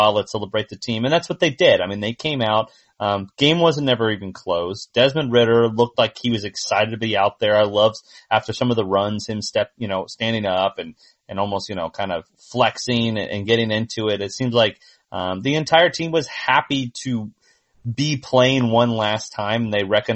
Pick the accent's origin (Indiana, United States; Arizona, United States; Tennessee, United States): Indiana, United States; I'm from Indiana